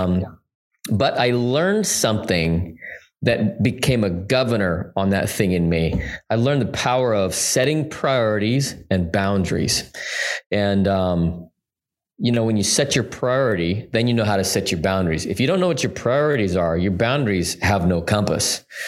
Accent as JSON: {"language": "English", "town": "Salt Lake City", "region": "Utah", "country": "United States", "tie": "born or raised there", "said": "I was born and raised in Salt Lake City, Utah"}